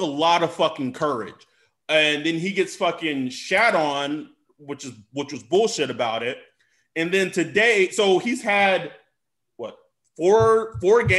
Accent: Texas, United States; I am from Texas

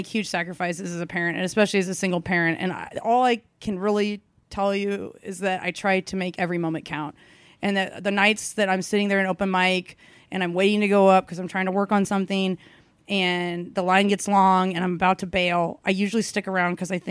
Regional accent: Kansas City, United States; I found Stanford and Sons, which is like my hometown club

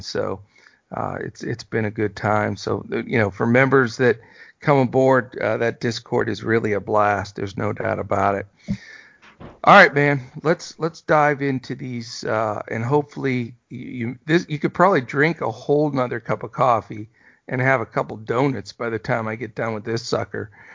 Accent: East Coast, United States; now in Texas, United States; I'm from the East Coast originally, as you know, so I grew up on Dunkin'

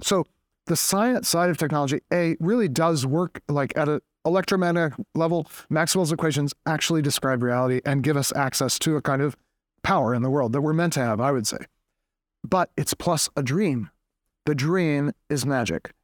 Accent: Boston, Massachusetts, United States; I am from Boston, New England

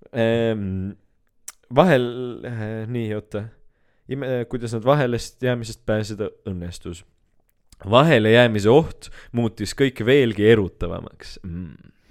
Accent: Keila, Harju County, Estonia; ma olen Keilist

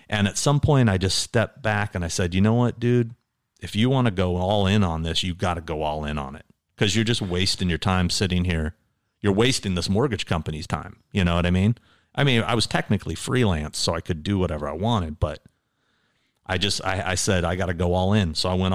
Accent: Stanton, California, United States; born or raised there; also born or lived in Anchorage, Alaska

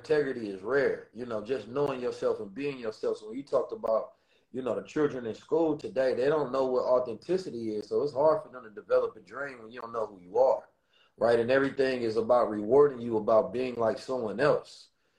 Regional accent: Oakland, California, United States; And growing up in Oakland, it definitely encoded me and ingrained me with the experiences, the knowledge, the wisdom, and the understanding to know who I am.

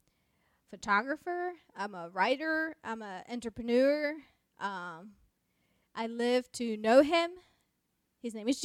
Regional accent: Mexico; first language Spanish; English is a second language; moved away as an adult; also born or lived in United States; I am originally from Mexico. Born and raised, and I moved to the United States to go to school

